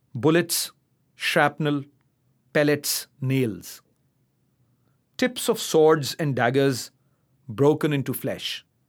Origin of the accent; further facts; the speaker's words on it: Karachi, Sindh, Pakistan; also born or lived in Islamabad; I come from Karachi. I was born there, brought up there.